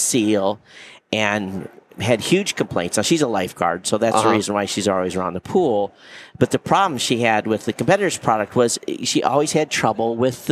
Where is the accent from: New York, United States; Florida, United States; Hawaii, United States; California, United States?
Hawaii, United States; I'm from Hawaii, and it's always raining